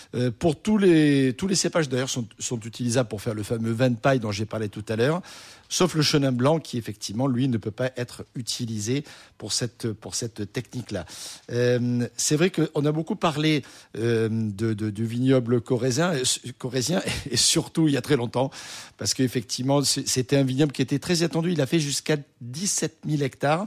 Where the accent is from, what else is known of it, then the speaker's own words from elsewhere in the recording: Marseille, Provence-Alpes-Côte d'Azur, France; je suis né à Marseille, j'ai grandi à Marseille